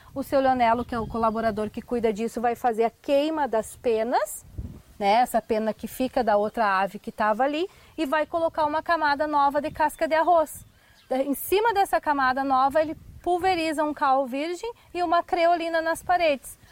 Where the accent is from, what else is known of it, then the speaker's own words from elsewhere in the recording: Tupanciretã, Rio Grande do Sul, Brazil; Eu sou natural de Tupã, sou da cidade